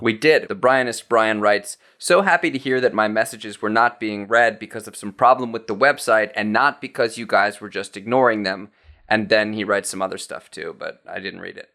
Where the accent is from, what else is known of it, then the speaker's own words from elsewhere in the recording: United States; as an American